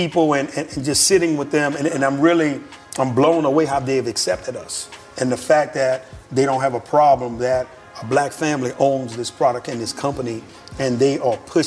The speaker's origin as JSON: {"language": "English", "town": "New Orleans", "region": "Louisiana", "country": "United States", "moved": "as an adult", "said": "I'm from New Orleans"}